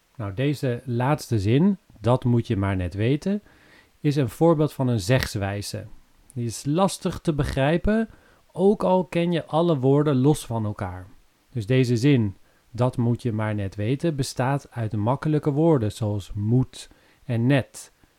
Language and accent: Dutch; Netherlands; wij als Nederlanders